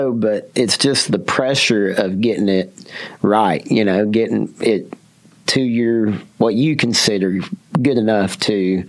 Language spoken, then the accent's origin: English; Mansfield, Texas, United States; also born or lived in Arlington, Texas / Irving, Texas; I was born in Arlington, man. I came home to Mansfield, but I was born in Arlington.